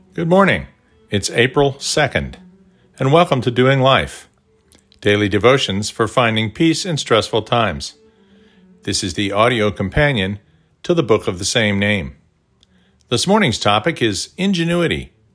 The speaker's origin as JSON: {"language": "English", "town": "Tulsa", "region": "Oklahoma", "country": "United States", "tie": "born or raised there", "said": "our brick walls growing up in Tulsa."}